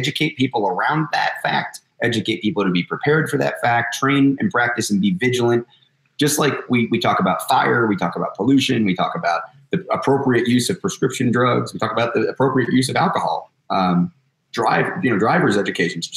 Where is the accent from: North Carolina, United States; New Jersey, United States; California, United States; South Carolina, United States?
New Jersey, United States; I'm from New Jersey